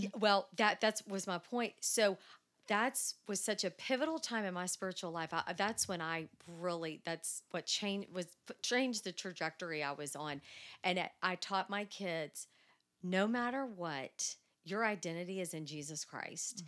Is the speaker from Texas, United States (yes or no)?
yes; Dallas, Texas, United States; I am from Dallas. Born and raised